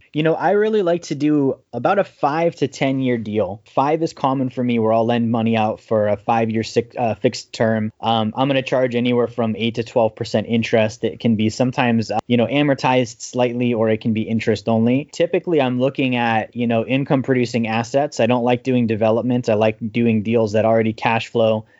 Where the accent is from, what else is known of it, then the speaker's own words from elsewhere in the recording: Alaska, United States; I grew up in Alaska